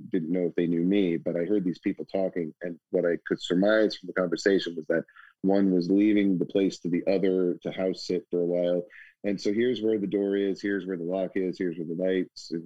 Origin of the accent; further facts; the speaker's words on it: Houston, Texas, United States; I was also lucky growing up in Houston